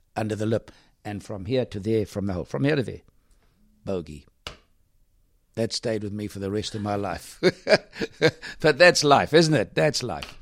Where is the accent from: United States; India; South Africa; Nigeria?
South Africa; I was from South Africa